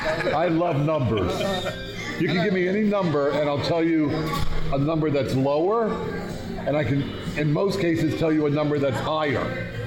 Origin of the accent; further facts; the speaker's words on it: New Jersey, United States; Born and bred in Jersey.